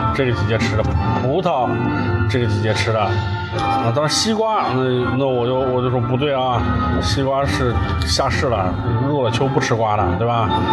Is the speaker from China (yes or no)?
yes; Northwest China, China; now in Suzhou, China; 我西北汉子